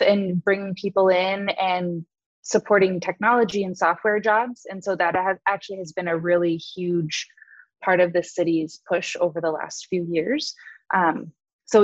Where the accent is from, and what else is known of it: Southern California, United States; born or raised there; moved away as an adult; now in Madison, United States